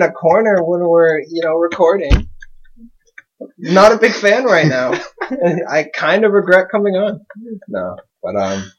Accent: Canada; I'm not American. I wasn't there.

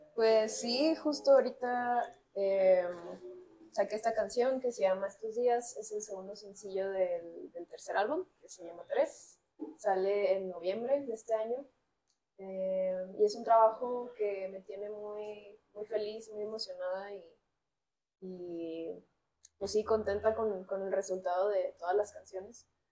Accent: Culiacán, Sinaloa, Mexico; Nací en Culiacán, Sinaloa, este, en el noroeste del país

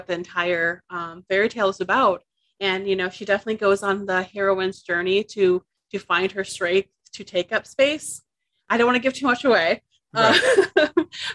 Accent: Midwest, United States; I am a Latina from the Midwest

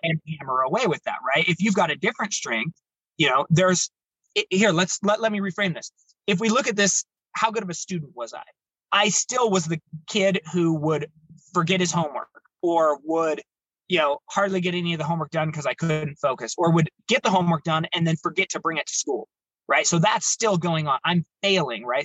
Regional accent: Baker City, Oregon, United States; also born or lived in Salem, Oregon; I grew up in Baker City, Oregon

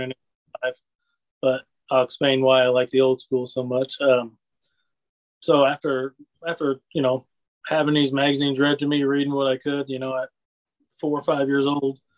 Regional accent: Lincoln, Illinois, United States; I grew up here in Lincoln, Illinois, um, small town

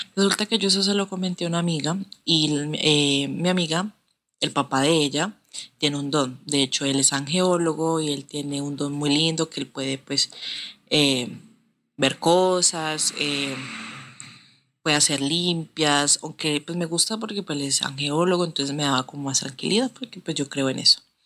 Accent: Cali, Valle del Cauca, Colombia; soy de Colombia, de la ciudad de Cali.

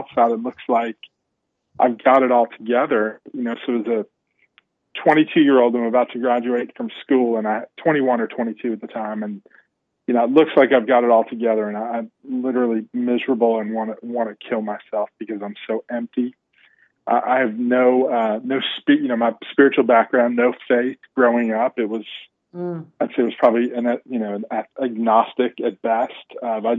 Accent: New Jersey, Pennsylvania, Northeast, United States; so I grew up in the Northeast, grew up in a, home mom and dad loved us, me and my brother, younger brother, 3 years younger than me. My dad died at a young age. Mom remarried, and we were in New Jersey, moved to Pennsylvania.

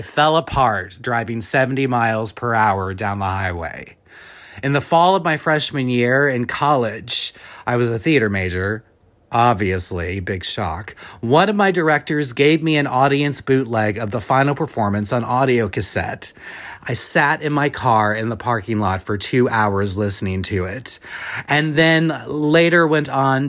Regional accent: Shreveport, Louisiana, United States; also born or lived in Dallas, Texas; now in New York City, United States; I am a playwright based in New York City, but I am from Shreveport, Louisiana, and I also spent a lot of time in Dallas during my childhood

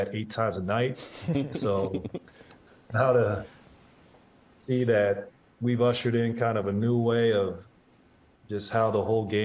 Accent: Portland, Oregon, United States; growing up in Portland

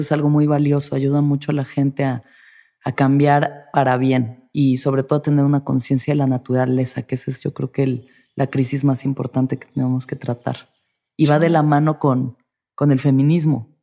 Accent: Mexico

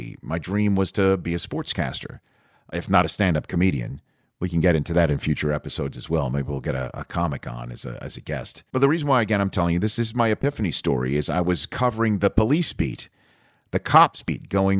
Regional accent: New York, United States; accent: New York; You know, my New York accent, like I said, went away when I was starting my broadcasting career up in Redding, California.

